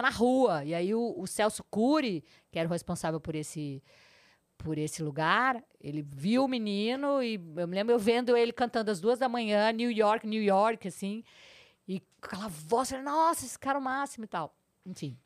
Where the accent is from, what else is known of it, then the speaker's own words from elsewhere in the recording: Porto Alegre, Rio Grande do Sul, Brazil; moved away as an adult; also born or lived in São Borja; now in São Paulo, Brazil; Nasci em 61, com três meses de idade, viemos de Jeep para Porto Alegre